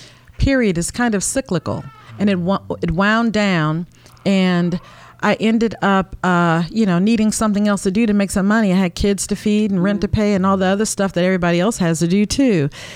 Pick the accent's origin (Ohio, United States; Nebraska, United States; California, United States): Nebraska, United States; Omaha; now in Baltimore, United States; Yeah, that's where I'm from. That's where I grew up. And I came to Baltimore because my baby daddy was here, my children's father.